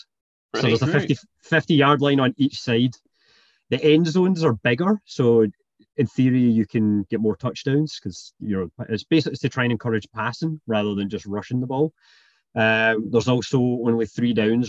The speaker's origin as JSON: {"language": "English", "region": "Scotland", "country": "United Kingdom", "tie": "born or raised there", "moved": "yes", "lives_now": "Canada", "said": "born in Canada and then moved to Scotland when I was pretty young, hence the accent."}